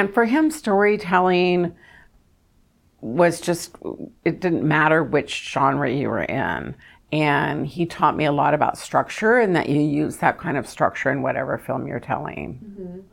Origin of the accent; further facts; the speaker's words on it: Kentucky, United States; now in Orange County, United States; I'm from Kentucky